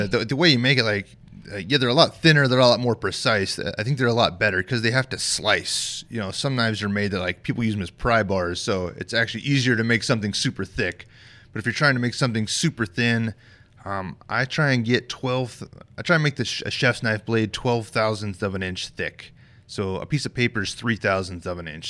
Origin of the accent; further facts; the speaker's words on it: Bayfield, Colorado, United States; moved away as an adult; also born or lived in Fort Bragg, North Carolina; now in Rochester, United States; I grew up in Southwest Colorado